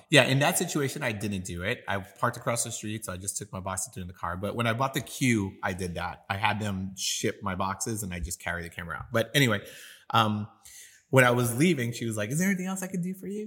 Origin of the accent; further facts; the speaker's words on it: New York, United States; now in San Antonio, United States; I'm from New York, and I grew up skateboarding